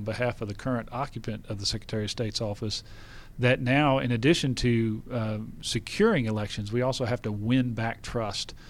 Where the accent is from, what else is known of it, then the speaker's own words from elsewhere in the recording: Gainesville, Georgia, United States; I grew up in Gainesville, Georgia, poultry capital of the world